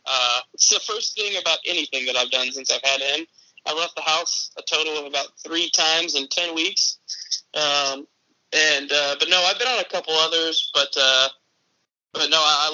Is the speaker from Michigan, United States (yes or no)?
no; Tampa, Florida, United States; born there; also born or lived in Crystal Lake, Illinois / Phoenix, Arizona / Jupiter, Florida; I was born in Tampa, I moved actually to Chicago. I lived in Crystal Lake, and then I moved to Phoenix, and then I moved back to Florida, to South Florida, Jupiter, Florida, to be exact